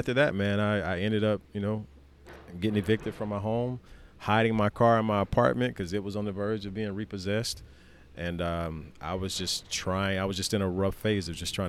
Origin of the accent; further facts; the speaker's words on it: the South, United States; Growing up in the South, you said you lived in Greenville for quite some time. So I grew up in the Bible Belt.